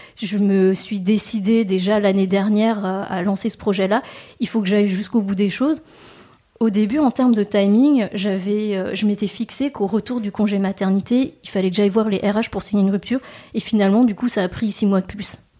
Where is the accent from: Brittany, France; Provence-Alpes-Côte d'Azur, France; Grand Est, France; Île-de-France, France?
Brittany, France; Rennes; also born or lived in Messac; J'ai grandi à Rennes et j'ai fait toutes mes études à Rennes aussi